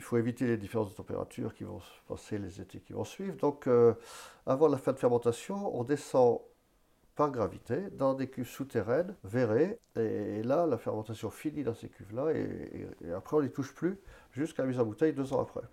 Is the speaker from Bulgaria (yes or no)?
no; Vallet, Pays de la Loire, France; je suis né euh, à Valette, sur l'exploitation